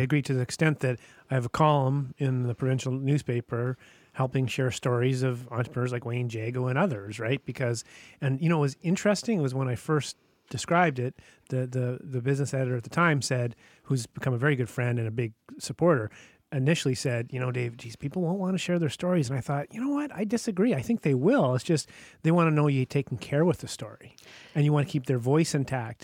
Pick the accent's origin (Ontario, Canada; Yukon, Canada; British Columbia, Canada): Yukon, Canada; Whitehorse; moved away; I'm from Whitehorse, Yukon